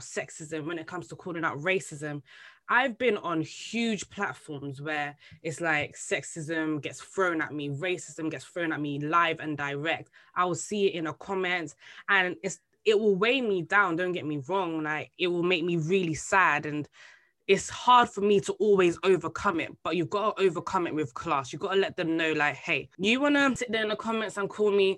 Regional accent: Bexleyheath, London, United Kingdom; I'm growing up in Bexley Heath in my secondary school.

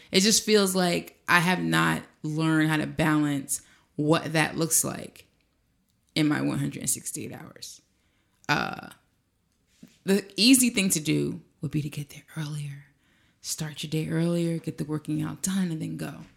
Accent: East Orange, New Jersey, United States; me from Presidential Square in East Orange, New Jersey

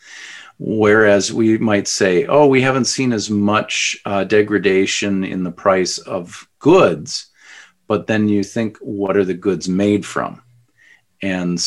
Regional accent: Edina, Minnesota, United States; us growing up in Edina, you know, spending time in Edina

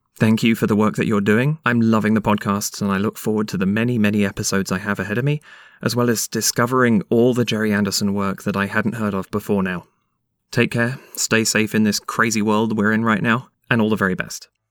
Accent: London, United Kingdom; now in Canada; I'm from the UK originally. I was born in London in 85

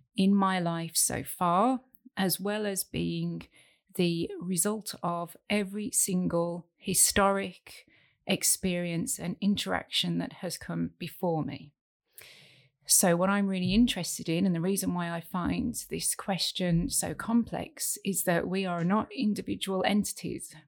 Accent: United Kingdom; moved away as an adult; also born or lived in Hong Kong / Saudi Arabia; now in Thailand; I am British

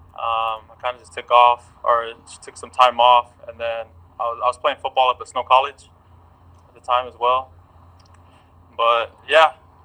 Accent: Lehi, Utah, United States; I'm from Lehigh. I grew up in Lehigh, Utah.

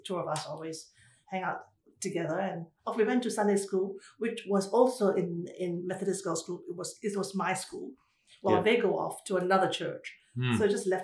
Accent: Ipoh, Perak, Malaysia; moved away; I was born in Ipoh

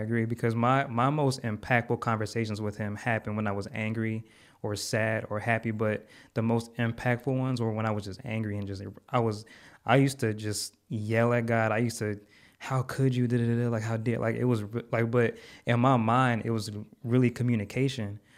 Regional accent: Connecticut, United States; now in Texas, United States; I'm from Connecticut, living in Texas.

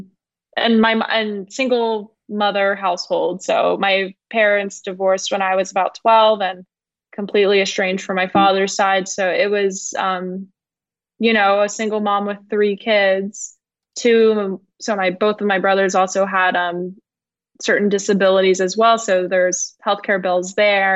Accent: Atlanta, Georgia, United States; born and raised in Atlanta, Georgia

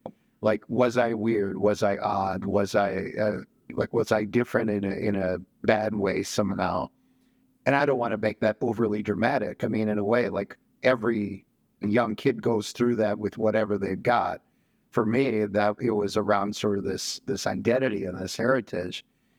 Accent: rural Wisconsin, United States; also born or lived in Mexico / Milwaukee, Wisconsin; So I was born in Mexico, immigrated when I was 5. Okay. And we came to rural Wisconsin, partly because neither of my parents really liked being in a city.

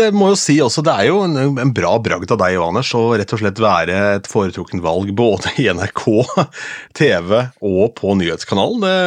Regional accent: Askim, Østfold, Norway; moved away; hjemme i Askim

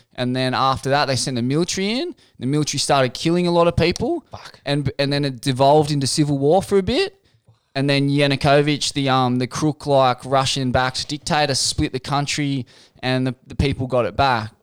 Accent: Sydney, New South Wales, Australia; Mum's from Forbes. I um, I was born in Sydney.

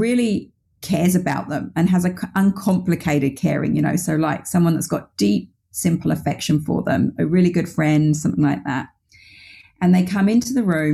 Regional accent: United Kingdom

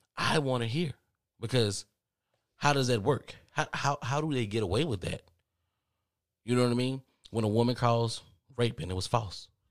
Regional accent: the South, United States; I'm from the South

